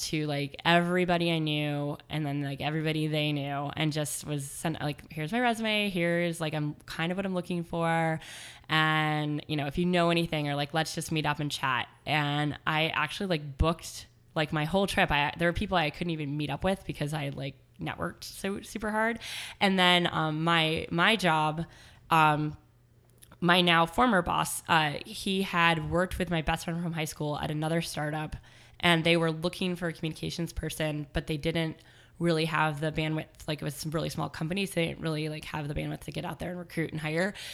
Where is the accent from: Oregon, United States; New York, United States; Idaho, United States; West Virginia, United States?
Oregon, United States; Portland; fun fact I was born in Portland, Maine, and grew up in Portland, Oregon.